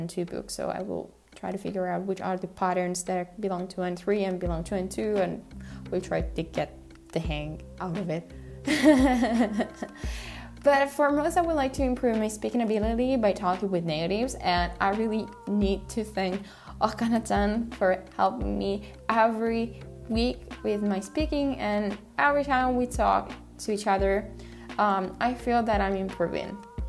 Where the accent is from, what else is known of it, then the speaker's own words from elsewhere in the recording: Japan; accent: Japanese; English is a second language; my accent, because I think it's pretty Japanese when I speak Korean, and many other friends are telling me this every time I speak Korean with them